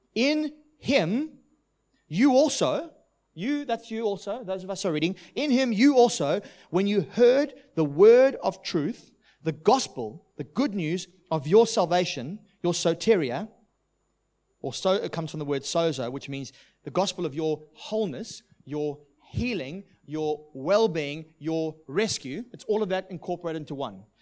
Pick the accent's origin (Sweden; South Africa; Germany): South Africa; also born or lived in United Kingdom; now in Australia; what I grew up with in South Africa.